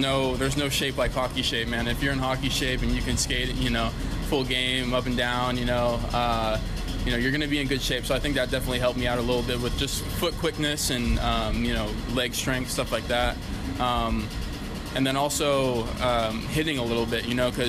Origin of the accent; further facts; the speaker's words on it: San Jose, California, United States; I'm from San Jose originally, California